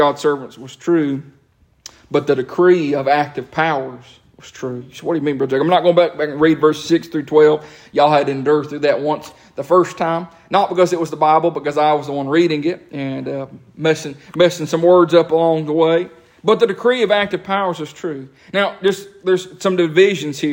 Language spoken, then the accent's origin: English; United States; As an American